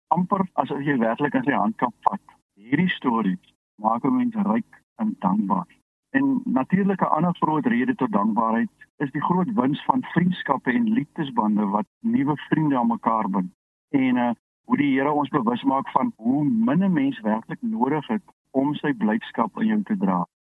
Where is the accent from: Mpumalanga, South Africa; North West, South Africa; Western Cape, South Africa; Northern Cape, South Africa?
Northern Cape, South Africa; Loeriesfontein; now in Caledon, South Africa; Ek is ook gebore op Louisfontein en my familie boer nog daar